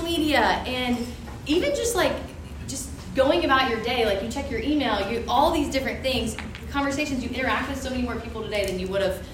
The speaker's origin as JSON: {"language": "English", "town": "Macon", "region": "Georgia", "country": "United States", "said": "we're both from Macon"}